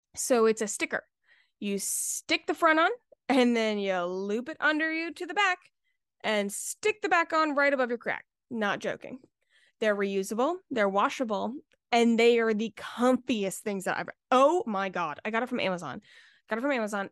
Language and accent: English; Charleston, South Carolina, United States; I'm from Charleston, so, like, it's very Southern hospitality